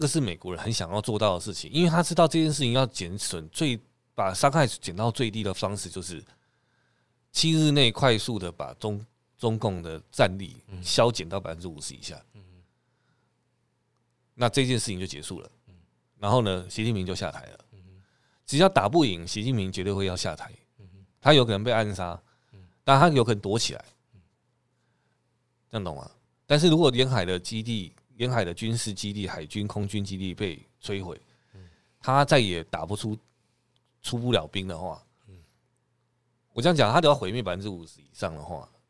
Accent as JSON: {"language": "Chinese", "country": "Taiwan", "said": "如果对我们台湾人来讲"}